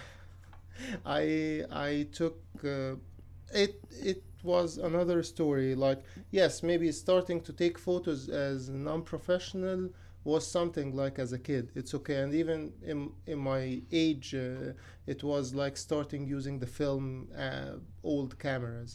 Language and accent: English; Cairo, Cairo Governorate, Egypt; moved away as an adult; now in Athens, United States; I'm from Cairo, Egypt.